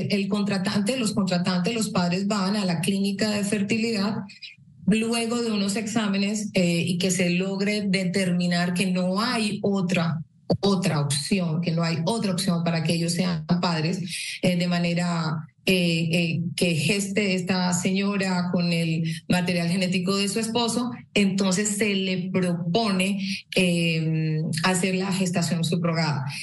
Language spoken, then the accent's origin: Spanish; Colombia